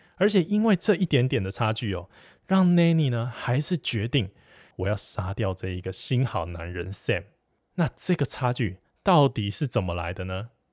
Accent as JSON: {"language": "Chinese", "country": "Taiwan", "said": "我们台湾这边"}